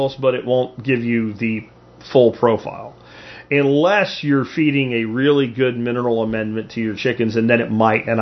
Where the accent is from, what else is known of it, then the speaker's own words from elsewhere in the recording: Pennsylvania, United States; moved away; also born or lived in the South (US); when I grew up in Pennsylvania